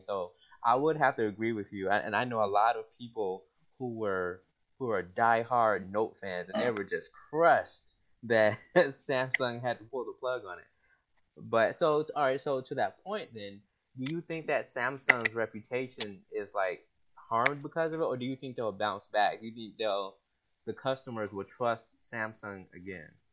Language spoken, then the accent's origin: English; Atlanta, Georgia, United States; moved away as an adult; also born or lived in Tennessee / North Carolina; now in Washington, D.C., United States; I'm uh, originally from Atlanta, the ATL.